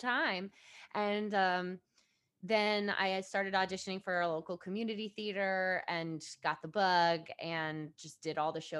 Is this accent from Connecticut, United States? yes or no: yes; Fairfield, Connecticut, United States; I grew up in Fairfield